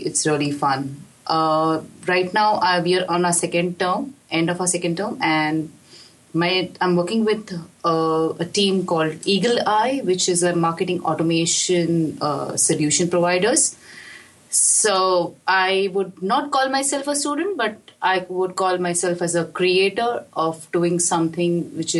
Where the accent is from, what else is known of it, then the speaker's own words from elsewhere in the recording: India; moved away as an adult; I come from India.